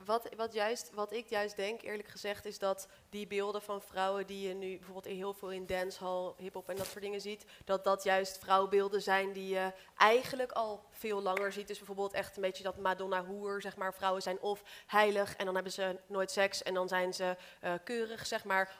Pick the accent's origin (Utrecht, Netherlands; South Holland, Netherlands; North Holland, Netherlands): Utrecht, Netherlands; Amersfoort; ik ben opgegroeid in Amersfoort, dus daarom heb ik die R.